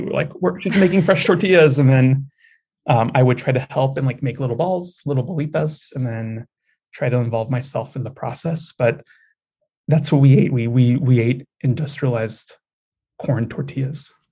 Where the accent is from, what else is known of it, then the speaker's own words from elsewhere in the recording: United States; I'm also an American born Mexican, second generation